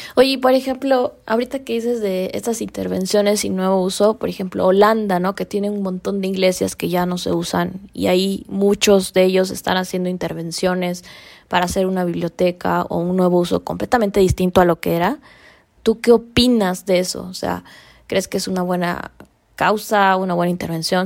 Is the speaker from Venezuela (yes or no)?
no; Mexico; aquí en México